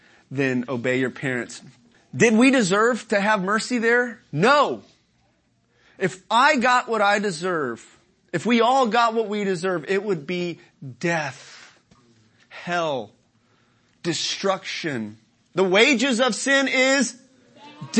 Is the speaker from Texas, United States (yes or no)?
yes; Dallas, Texas, United States; those of us who are from Dallas, city folk